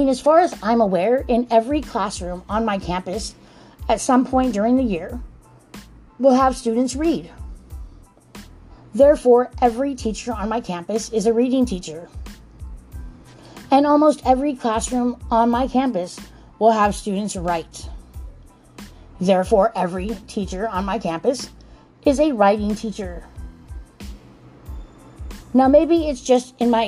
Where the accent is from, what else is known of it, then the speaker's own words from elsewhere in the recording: Los Angeles, California, United States; accent: African American vernacular English; first language English; also born or lived in Utah; I grew up in Watts, California